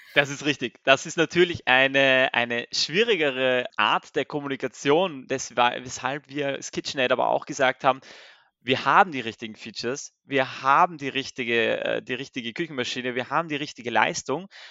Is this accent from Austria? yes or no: yes; Austria; ich bin gebürtiger Österreicher